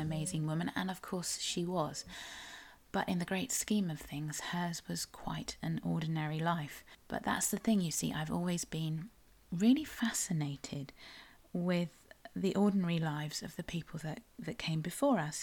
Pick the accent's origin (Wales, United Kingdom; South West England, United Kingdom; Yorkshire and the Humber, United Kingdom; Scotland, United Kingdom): South West England, United Kingdom; I am a Cornish writer